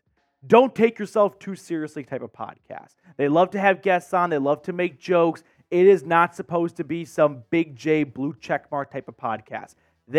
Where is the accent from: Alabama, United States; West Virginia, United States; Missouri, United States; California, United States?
Alabama, United States; Birmingham; I grew up an hour and a half from Atlanta. I'm from Birmingham, Alabama.